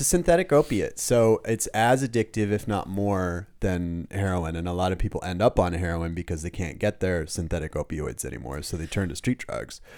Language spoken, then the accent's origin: English; Los Angeles, California, United States; moved away as an adult; now in Germany; I was born in Los Angeles